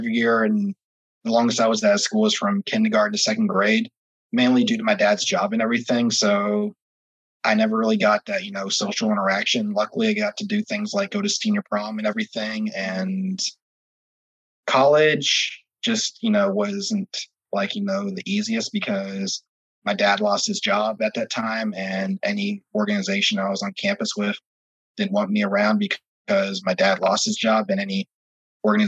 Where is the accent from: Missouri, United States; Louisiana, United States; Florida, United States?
Florida, United States; Orlando; I'm from Orlando, Florida